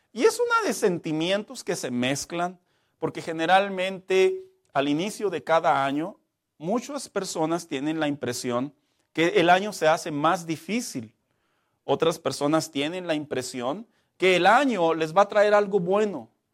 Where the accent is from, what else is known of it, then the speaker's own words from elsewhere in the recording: Mexico; como mexicanos